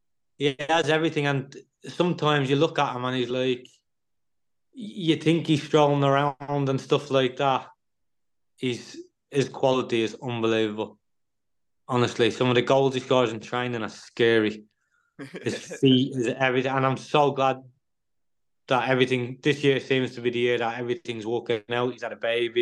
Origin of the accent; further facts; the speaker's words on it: Ireland; being Irish